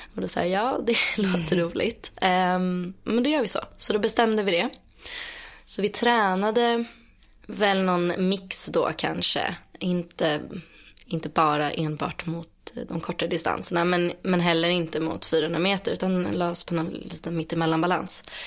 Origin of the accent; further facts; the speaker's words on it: Stockholm, Stockholm County, Sweden; accent: Stockholm; Jag är född och uppvuxen eh, utanför Stockholm. Mm. Eller i en eh, söderförort som heter Skarpnäck